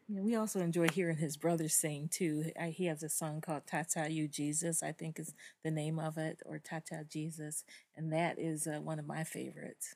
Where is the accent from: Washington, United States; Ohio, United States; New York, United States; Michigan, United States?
Michigan, United States; Detroit; I am from Detroit, Michigan, Motown